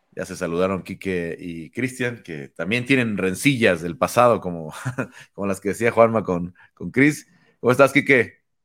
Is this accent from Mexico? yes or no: yes; Mexico; como mexicanos